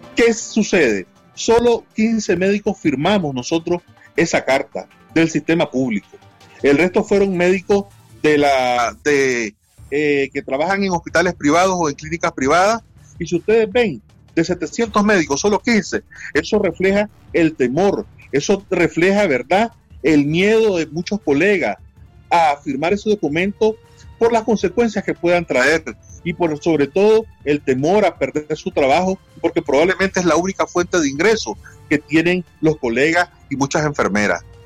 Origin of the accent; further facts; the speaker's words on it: Nicaragua; aquí en mi país